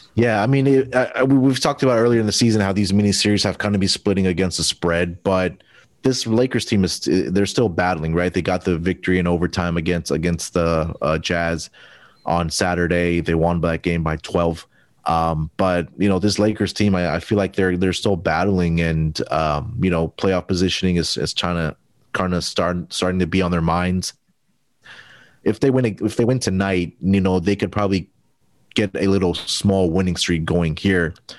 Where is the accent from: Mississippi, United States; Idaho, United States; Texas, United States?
Texas, United States; Houston; my hometown team, the Houston Rockets